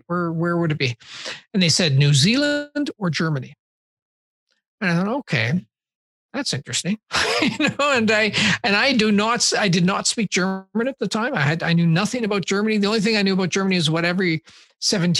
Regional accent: Saskatoon, Saskatchewan, Canada; I grew up in Saskatoon

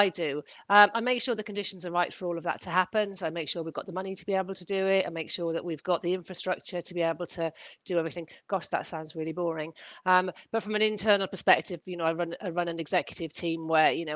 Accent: Welsh, Wales, United Kingdom; now in London, United Kingdom; I'm Welsh by background

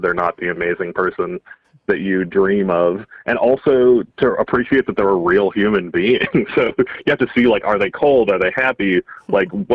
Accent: Edmonton, Alberta, Canada; growing up in Edmonton, we had a dollar theater on Friday nights

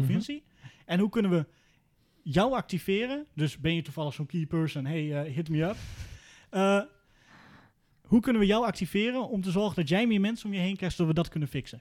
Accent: Veenkoloniën, Drenthe, Netherlands; also born or lived in Groningen; Ik kom uit de Veenkolonie, dat is Noord-Drenthe

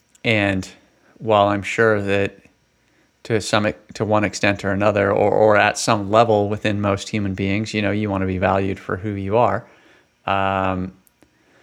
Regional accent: West Coast, United States; now in St. Louis, United States; So, you all know I came from the West Coast, so I've been in St. Louis now for about 3 years.

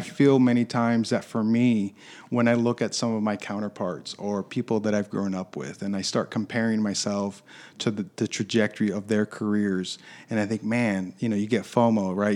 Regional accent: Michigan, United States; also born or lived in Chicago, Illinois; I was born in Chicago, but was raised in Michigan

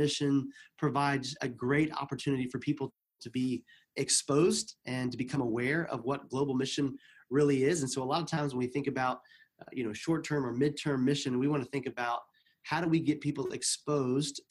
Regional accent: the Bible Belt, United States; moved away as an adult; also born or lived in East Africa / Middle East; both Carrie and I grew up in the United States in kind of the Bible Belt area.

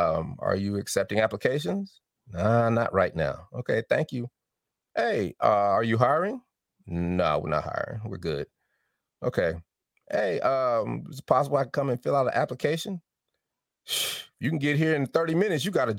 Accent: Denver, Colorado, United States; accent: Southern; I've had to take classes for diction and articulation because I had a little Southern draw, but I'm from Denver.

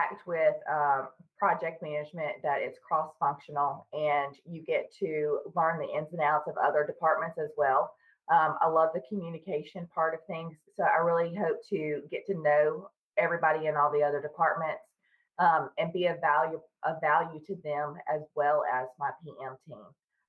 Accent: Tennessee, United States; now in Charlotte, United States; I live in the north part of Charlotte, North Carolina, and I'm originally from Tennessee, but I've lived here for about 20 years now.

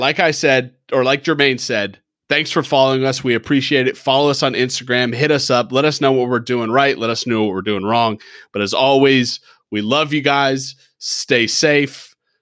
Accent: Denver, Colorado, United States; I grew up in Denver

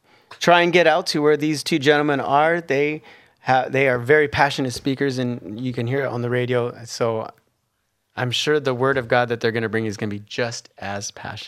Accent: United States; moved away; but I'm American

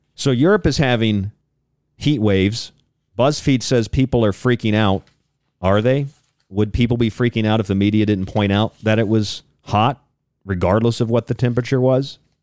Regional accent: St. Pete Beach, Florida, United States; moved away; I'm from Saint Pete Beach, that little finger that sticks out onto the Gulf of Mexico

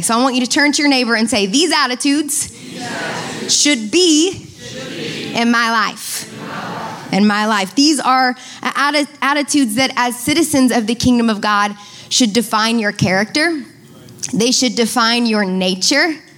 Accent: United States

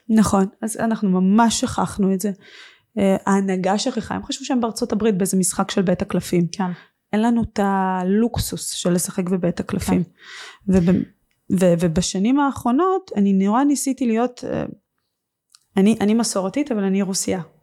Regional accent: Israel; also born or lived in Russia; כשעליתי לארץ בגיל שש

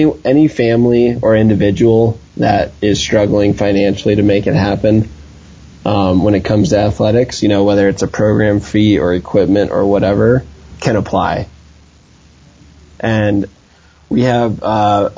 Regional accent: Vail, Colorado, United States; growing up in Vail

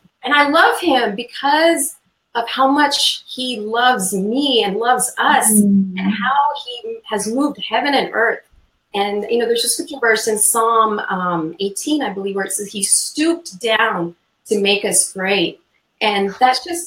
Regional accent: India; moved away; I'm originally from India

